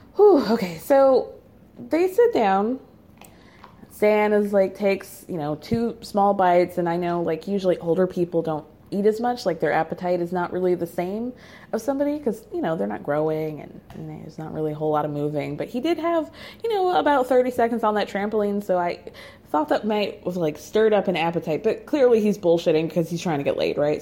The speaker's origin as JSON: {"language": "English", "region": "New York", "country": "United States", "said": "I am a New Yorker through and through."}